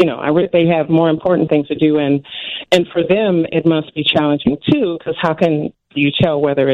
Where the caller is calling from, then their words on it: Chicago, Illinois, United States; I am calling from the South Side